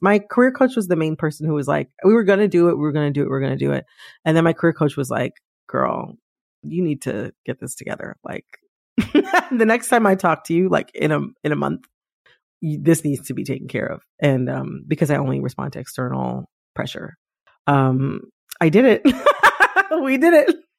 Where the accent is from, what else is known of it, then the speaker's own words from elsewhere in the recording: Midwest, United States; an American from the Midwest